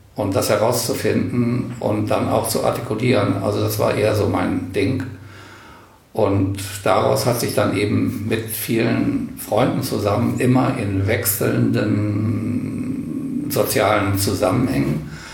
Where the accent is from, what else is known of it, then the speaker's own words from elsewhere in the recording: Bad Karlshafen, Hesse, Germany; also born or lived in Kassel; now in Wendland, Germany; ich stamme aus Karlshafen an der Weser mit Blick auf Würgersen. Und Würgersen war Atomkraftwerk. Und in meiner Jugend habe ich das sozusagen aus dem Kinderzimmer wachsen sehen